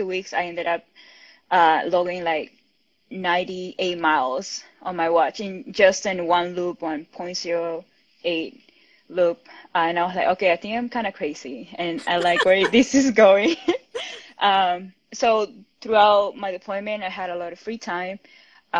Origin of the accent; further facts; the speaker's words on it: Peru; moved away as an adult; also born or lived in Miami, United States; now in California, United States; I'm originally from Peru. I was born and raised there. And I moved to the United States 5 years ago